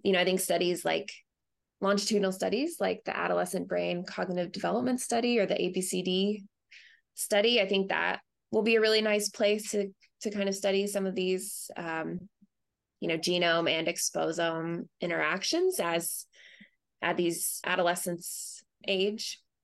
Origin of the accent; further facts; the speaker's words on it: Asheville, North Carolina, United States; moved away as an adult; also born or lived in Boulder, Colorado; now in St. Louis, United States; I grew up in North Carolina um, in the Asheville area